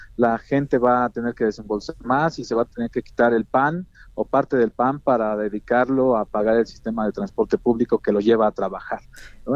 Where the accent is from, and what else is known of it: State of Mexico, Mexico